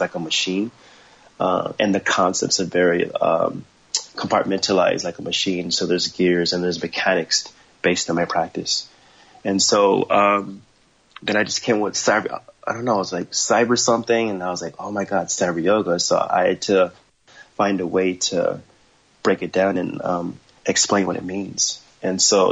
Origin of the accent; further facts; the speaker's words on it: Los Angeles, California, United States; also born or lived in Ohio / San Gabriel Valley / Orange County; I was born in Ohio, raised in Los Angeles, but I was raised in Hollywood